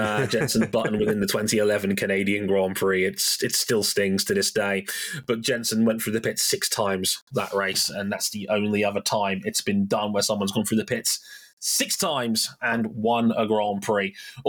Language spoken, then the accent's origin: English; Jamaica; It reminded me of, and as a Jamaican, this means a lot to me, Berlin 2009